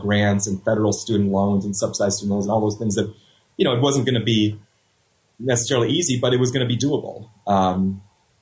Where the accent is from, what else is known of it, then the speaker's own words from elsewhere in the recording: Los Angeles, California, United States; I grew up in Los Angeles